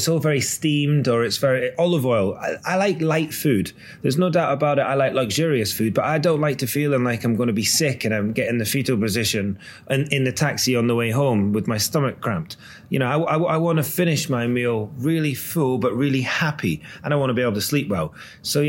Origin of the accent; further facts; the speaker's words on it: Scotland, United Kingdom; now in London, United Kingdom; I've always been very proud of being Scottish